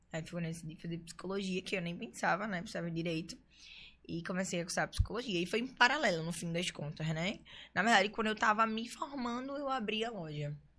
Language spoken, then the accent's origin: Portuguese; Recife, Pernambuco, Brazil; moved away as an adult; now in São Paulo, Brazil; eu nasci aqui no Recife mesmo, né? Eu fui criada no Pina.